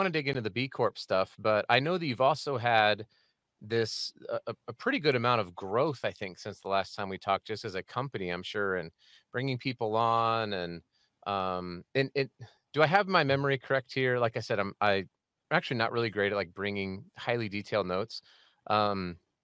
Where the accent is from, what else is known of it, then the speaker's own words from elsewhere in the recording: Colorado, United States; grew up in Colorado